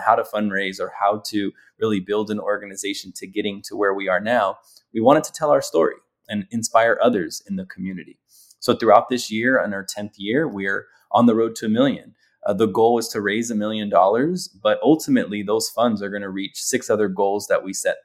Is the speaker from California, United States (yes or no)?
yes; Los Angeles, California, United States; growing up in Los Angeles